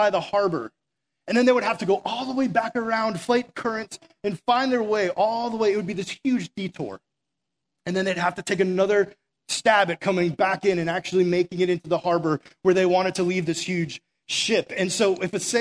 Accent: Massachusetts, United States; also born or lived in South Florida; we're from Massachusetts

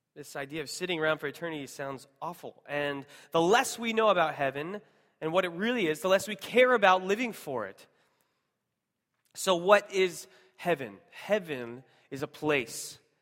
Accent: Seattle, Washington, United States; moved away; I'm originally from Seattle

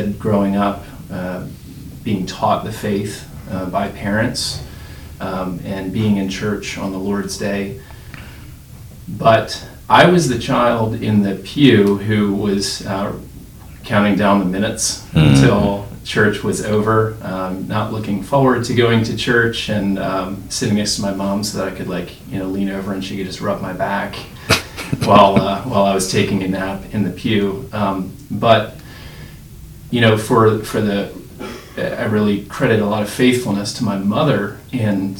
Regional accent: outside of Philadelphia, New Jersey, United States; moved away; I do hail from South Jersey. As we like to say, we have our own Mason-Dixon lines in New Jersey. But I grew up outside of Philadelphia

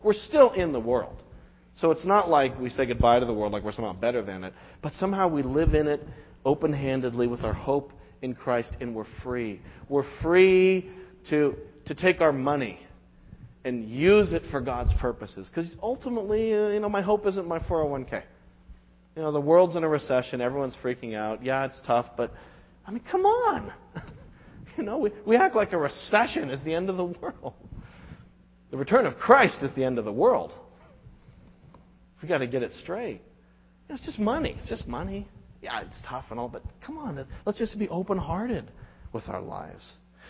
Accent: Quincy, Massachusetts, United States; I live in Weymouth. Oh, is that where you're from? Oh, no. I'm from Quincy, you know.

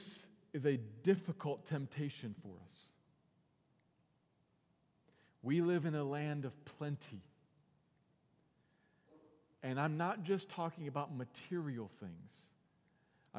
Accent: United States; I'm thankful that I'm an American. And I'm thankful for the fact that this is the world in which I was born and I have grown up

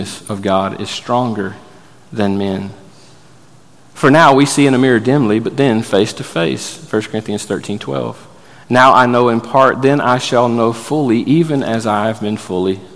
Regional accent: Florida, United States; I grew up in Florida

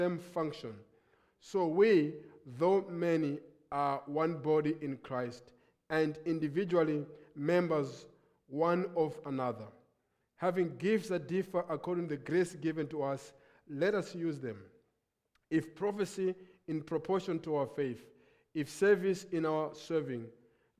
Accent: Lilongwe, Central Region, Malawi; I come from Lilongwe, Malawi

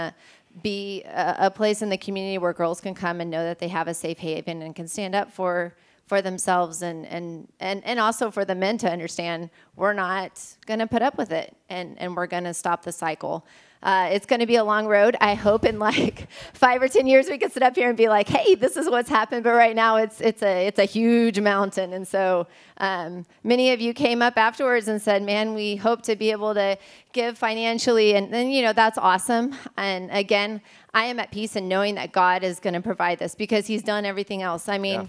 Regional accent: Ecuador; So growing up in Ecuador, we're surrounded by teen girls that obviously live in abusive situations

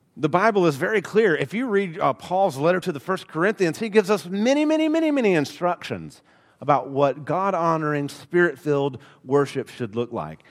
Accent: Alabama, United States; accent: Alabama; I am from Alabama. It comes out every so often.

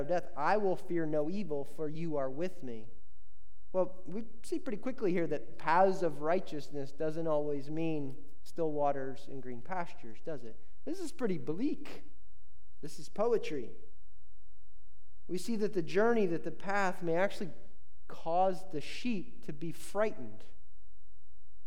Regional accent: Indiana, United States; I grew up in Indiana.

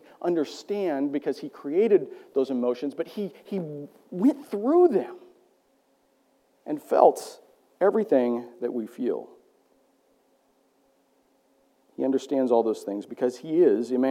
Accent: Iowa, United States; I grew up in Iowa

